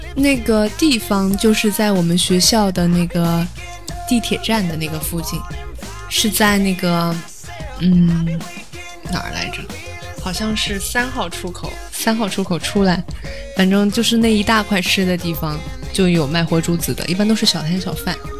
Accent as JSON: {"language": "Chinese", "town": "Changsha", "region": "Hunan", "country": "China", "tie": "born or raised there", "said": "我就会介绍我家乡的一种非常著名的美食 是什么呀？ 长沙臭豆腐。"}